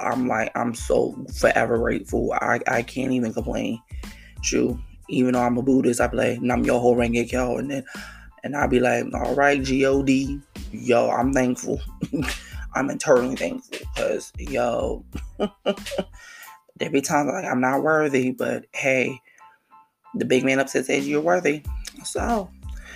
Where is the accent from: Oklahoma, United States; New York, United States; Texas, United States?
New York, United States; New York City; now in New Jersey, United States; my hometown, KL, you know, New York City